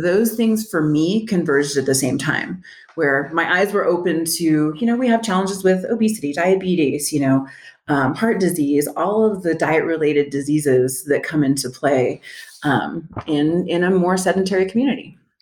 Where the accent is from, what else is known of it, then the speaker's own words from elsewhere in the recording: El Paso, Texas, United States; also born or lived in Dallas; I am from El Paso. I moved back a few years later